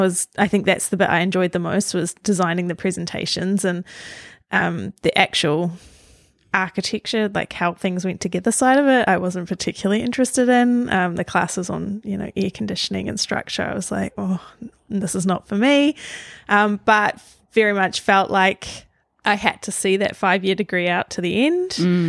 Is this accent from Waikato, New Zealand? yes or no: no; Auckland, New Zealand; So I grew up on the North Shore of Auckland, and I was the eldest of three.